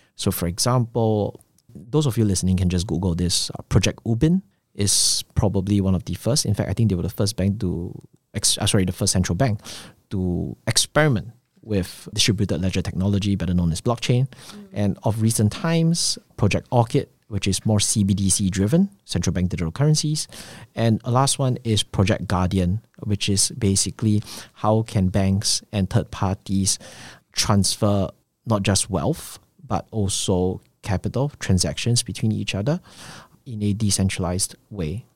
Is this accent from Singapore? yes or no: yes; Singapore; I'm from Singapore